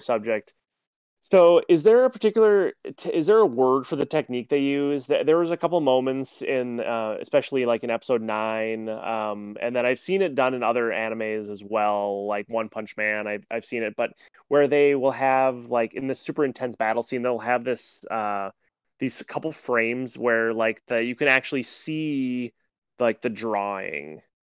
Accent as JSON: {"language": "English", "country": "United States", "said": "I'm an American"}